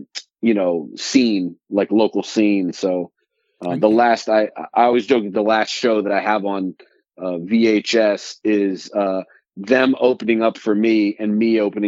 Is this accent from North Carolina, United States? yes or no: yes; Durham, North Carolina, United States; now in New York, United States; my hometown, which is Durham, North Carolina